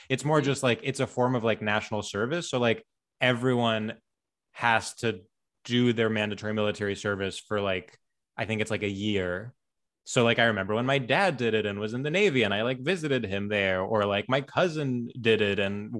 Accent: Greece; also born or lived in New Jersey, United States; Well, so we moved back and forth when I was young. And when we lived here, we lived in New Jersey. But then most of my life, I was in Greece.

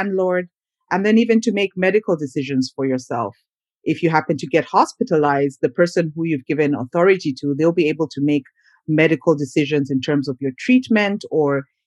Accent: Uganda; moved away as an adult; also born or lived in Minnesota, United States; now in United States; I'm originally from Uganda, which is a country in East Africa

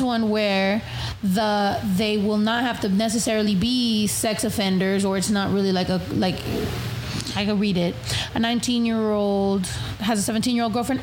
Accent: California, United States; first language Spanish; English is a second language; I'm from California

